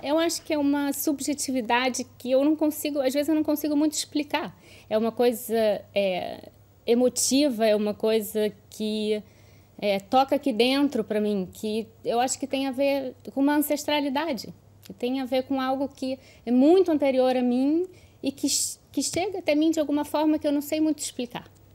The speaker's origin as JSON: {"language": "Portuguese", "country": "Brazil", "accent": "Brazilian", "lives_now": "Lisbon, Portugal", "said": "eu tenho um sotaque de brasileira"}